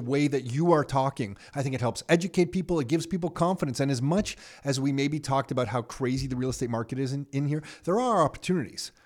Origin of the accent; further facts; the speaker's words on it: Canada; I grew up in Canada, but I feel like I don't know Canada.